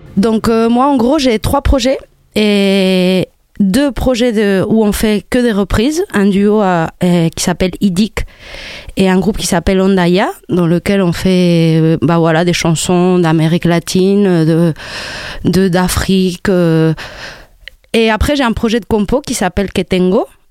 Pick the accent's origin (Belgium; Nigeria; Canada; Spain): Spain; French is a second language; moved away as an adult; also born or lived in Morocco; now in Montpellier, France; je suis née au Maroc. J'ai grandi en Espagne.